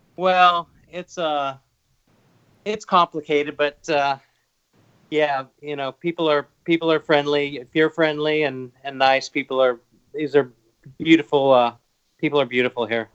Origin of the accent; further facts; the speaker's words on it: Los Angeles, California, United States; moved away as an adult; now in Hawaii, United States; I'm originally from Los Angeles. I've been living in Hawaii